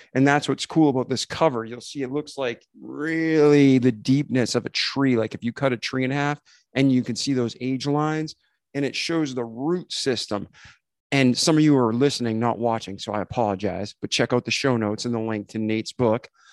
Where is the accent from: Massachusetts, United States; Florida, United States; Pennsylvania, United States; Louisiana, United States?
Massachusetts, United States; Milford; moved away; I'm from Milford, Mass originally